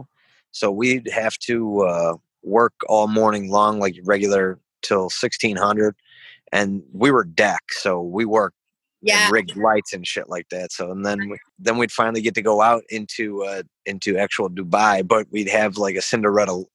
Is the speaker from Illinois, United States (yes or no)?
yes; Chicago, Illinois, United States; moved away as an adult; I'm originally from Chicago. It's where I got recruited out